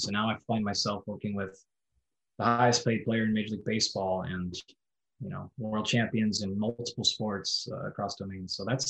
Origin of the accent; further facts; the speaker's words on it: Rochester, Washington, United States; moved away; also born or lived in Western Oregon; I grew up in Southwest Washington, not too far.